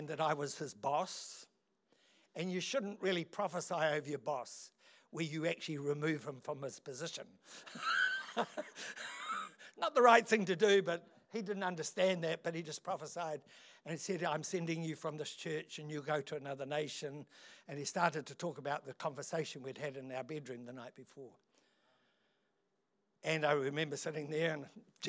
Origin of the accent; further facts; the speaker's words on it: Otaki, Wellington, New Zealand; also born or lived in London; I'm a country boy. I come from Otaki